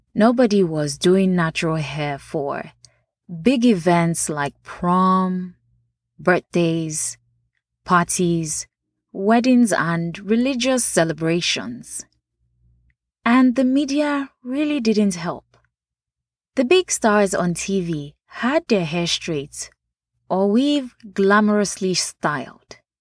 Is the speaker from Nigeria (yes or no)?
yes; Nigeria; now in United States; Nachi, for those that don't know, is how we refer to natural hair growing up in Nigeria.